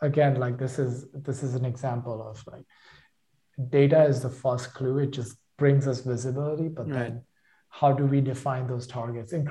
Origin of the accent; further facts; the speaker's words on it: India; moved away as an adult; now in United States; my hometown back in India